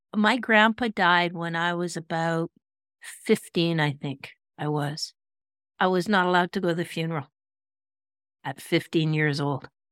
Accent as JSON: {"language": "English", "town": "Kelowna", "region": "British Columbia", "country": "Canada", "tie": "born or raised there", "said": "my hometown of Kelowna"}